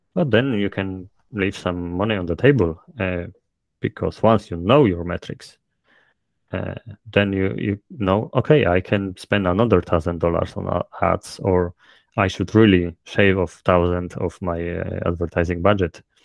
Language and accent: English; Poland; accent: thick Polish; English is a second language; my thick polish accent